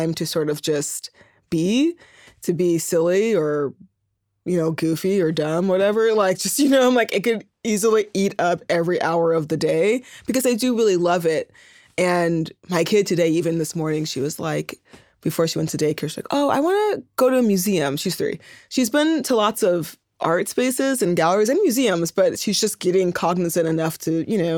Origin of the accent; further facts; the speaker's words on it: Oakland, California, United States; moved away as an adult; also born or lived in Berkeley / New York; the Bay Area, I grew up in Oakland and Berkeley